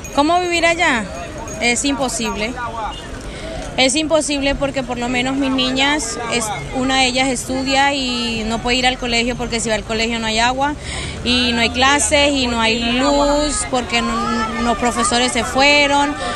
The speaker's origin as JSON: {"language": "Spanish", "region": "Mérida", "country": "Venezuela", "moved": "as an adult", "lives_now": "Cúcuta, Colombia", "said": "Yo que soy venezolana y amo mi tierra como nadie"}